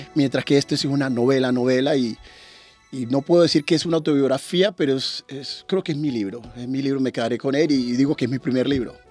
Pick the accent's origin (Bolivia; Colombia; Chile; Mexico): Colombia; Turbo, Antioquia; moved away as an adult; also born or lived in Medellín, Colombia / Narbonne, France / Montpellier, France; now in France; yo terminé el bachillerato en Urabá, yo vengo de Turbo